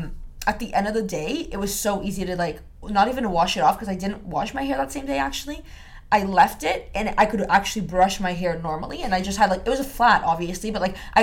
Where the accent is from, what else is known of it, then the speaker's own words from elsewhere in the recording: Brazil; moved away; So I grew up in Brazil